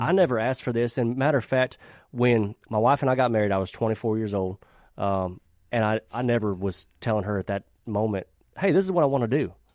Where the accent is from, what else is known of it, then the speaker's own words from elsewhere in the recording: Mississippi, United States; also born or lived in Nashville; growing up in Mississippi